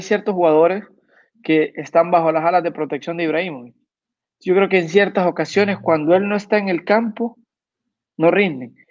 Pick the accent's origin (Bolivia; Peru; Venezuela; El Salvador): El Salvador; En mi país